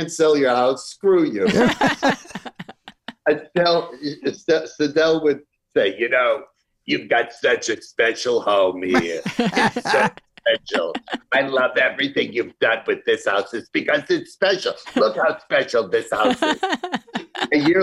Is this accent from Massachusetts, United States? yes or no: yes; Chelsea, Massachusetts, United States; moved away; I was born in Chelsea, Massachusetts